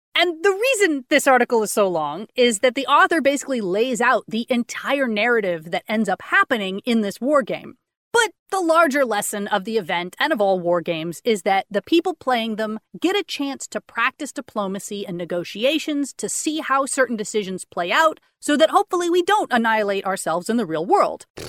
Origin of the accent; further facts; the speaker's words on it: Austin, Texas, United States; I grew up in Austin my whole life.